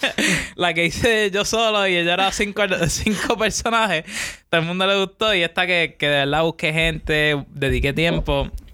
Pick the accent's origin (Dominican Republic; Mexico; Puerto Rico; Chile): Puerto Rico; yo soy de Puerto Rico.